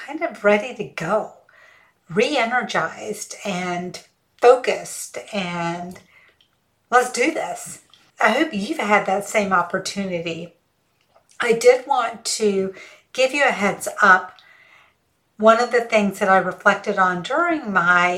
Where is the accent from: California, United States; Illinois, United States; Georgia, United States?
Georgia, United States; rural; first language Hindi; English is a second language; also born or lived in Auburn, Alabama / Mississippi; my dad got a job in rural Georgia, working as a researcher at the University of Georgia. It wasn't the main campus, it was a satellite campus. But anyway, so that's where we were raised